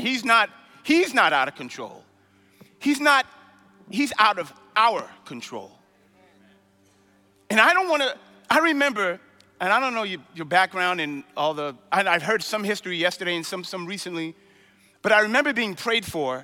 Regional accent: New York City, New York, United States; When I was growing up in Brooklyn

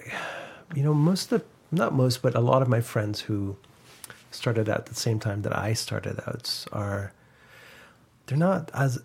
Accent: London, Ontario, Canada; also born or lived in Iran; now in Toronto, Canada; No. I was born in London, Ontario.

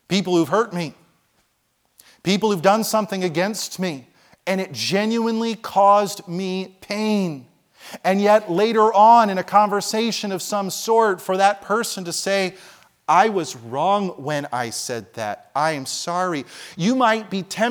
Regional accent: New Jersey, United States; moved away; I grew up in Jersey

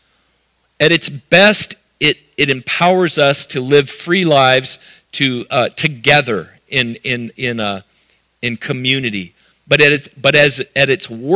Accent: United States; being an American

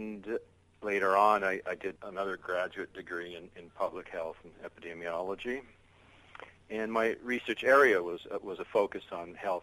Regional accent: Canada; moved away as an adult; now in Okinawa, Japan; played a lot of sports when I was a kid growing up in Canada

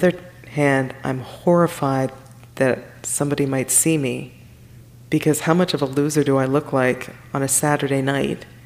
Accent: Toronto, Ontario, Canada; moved away as an adult; also born or lived in Timmins, Ontario; born and raised in Toronto, and here I am 8 hours north

